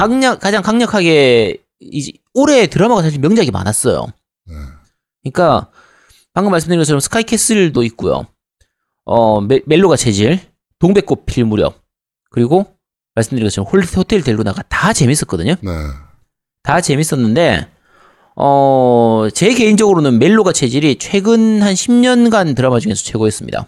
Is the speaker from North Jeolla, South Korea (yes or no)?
no; Busan, South Korea; 저는 이제 부산이라서 당연히 롯데 팬인데